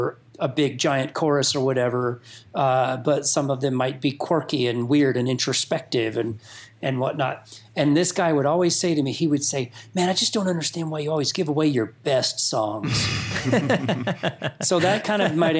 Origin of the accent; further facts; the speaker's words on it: North Georgia mountains, United States; moved away; I grew up in North Georgia mountains.